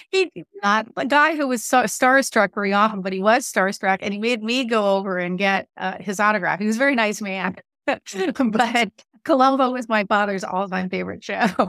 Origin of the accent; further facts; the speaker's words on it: Southern California, United States; moved away; I grew up in Southern California, and I was out there